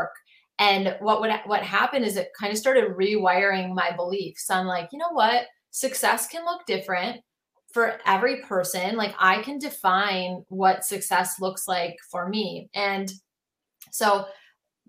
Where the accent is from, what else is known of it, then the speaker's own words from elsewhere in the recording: Minneapolis, Minnesota, United States; I'm from Minneapolis